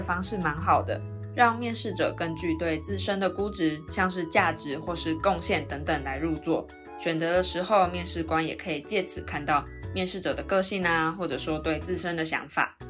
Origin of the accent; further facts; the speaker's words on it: Taiwan; 我是台湾人，我在台湾读高中的时候是读女校